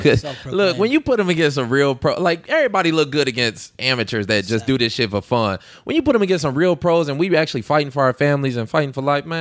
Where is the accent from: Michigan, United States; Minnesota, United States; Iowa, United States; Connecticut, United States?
Michigan, United States; Detroit; now in Las Vegas, United States; I'm from Detroit, so I mean that's I grew up with that fear.